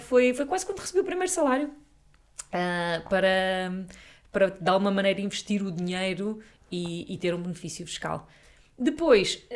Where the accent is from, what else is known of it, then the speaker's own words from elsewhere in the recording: Sintra, Lisbon, Portugal; nasci a minha vida toda, vivi a minha vida toda na Serra das Minas